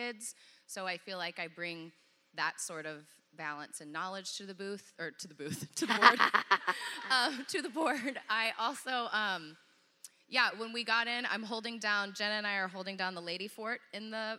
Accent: Dallas, Texas, United States; I grew up in Dallas

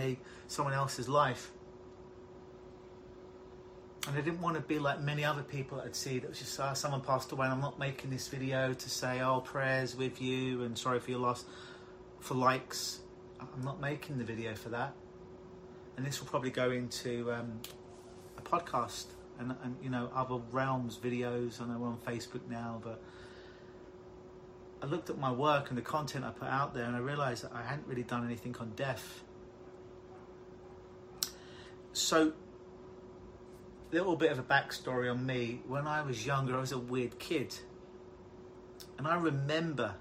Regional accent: London, United Kingdom; now in Toronto, Canada; if you haven't told by my accent, I'm originally from London, England

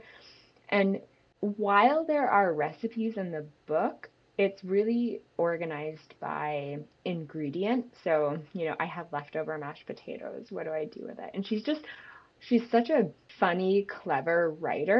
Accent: Syracuse, New York, United States; I'm from Syracuse

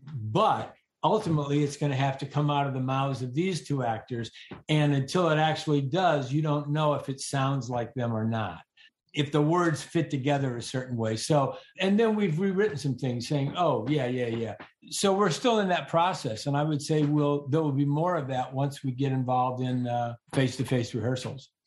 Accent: Northern Illinois, United States; also born or lived in Arkansas; I was raised in Northern Illinois

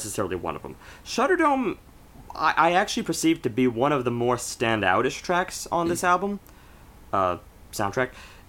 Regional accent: United States; We're American

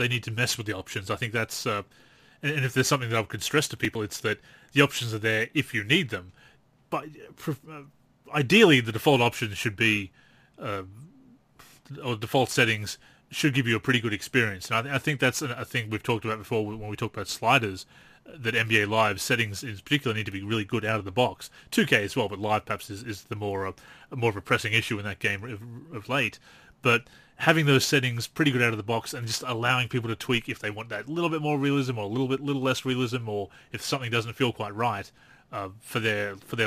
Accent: Australia; I'm Australian

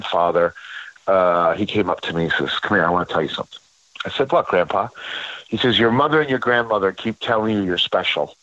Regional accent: Passaic, New Jersey, United States; I grew up in Passaic, New Jersey

